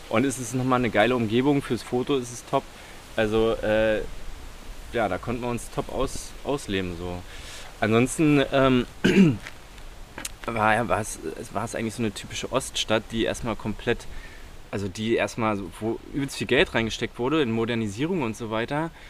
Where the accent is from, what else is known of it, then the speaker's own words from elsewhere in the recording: Magdeburg, Saxony-Anhalt, Germany; mein, wo ich aufgewachsen bin, Olvenstedt, also ich